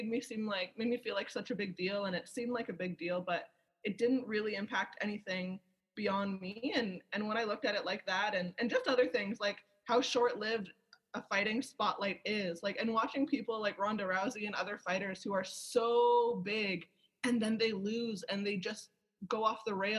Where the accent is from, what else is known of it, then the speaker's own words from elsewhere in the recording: Toronto, Ontario, Canada; I'm from Toronto